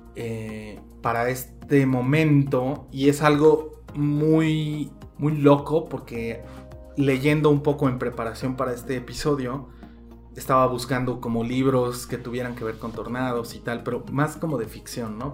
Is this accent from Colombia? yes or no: no; Mexico; como mexicano estando lejos